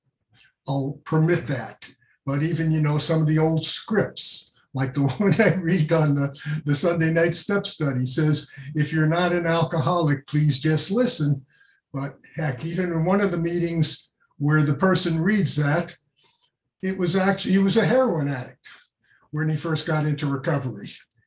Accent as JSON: {"language": "English", "town": "New York City", "region": "New York", "country": "United States", "tie": "born or raised there", "said": "I grew up in New York City"}